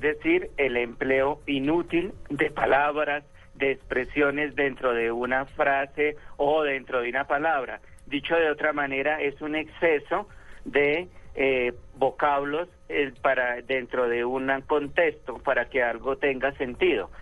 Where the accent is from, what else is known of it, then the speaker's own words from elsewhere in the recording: Tolima, Colombia; yo soy talimense